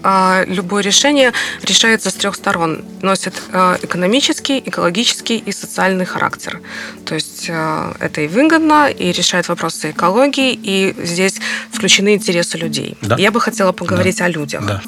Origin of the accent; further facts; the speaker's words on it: Belarus; мы как белорусы